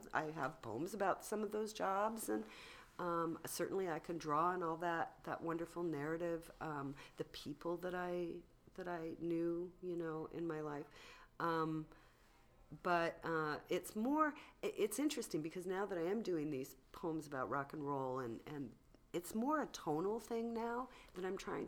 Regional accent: San Diego, California, United States; I grew up in San Diego

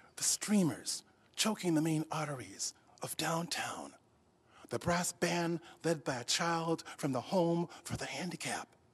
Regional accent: Rochester, New York, United States; when I grew up, um, in Rochester, New York, um, I actually was growing up in the South

